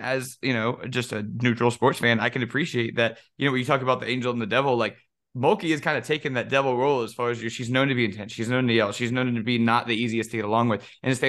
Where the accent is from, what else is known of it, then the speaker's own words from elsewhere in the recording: Louisiana, United States; we're from Louisiana. We like sparkles. We like to eat and drink. And I said that to my mom.